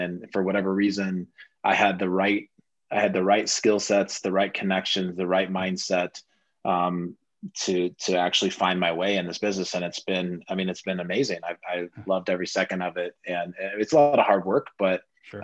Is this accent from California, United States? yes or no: no; Oklahoma, United States; moved away as an adult; also born or lived in Los Angeles, United States; now in Denver, United States; I grew up in Oklahoma, uh, then Los Angeles for college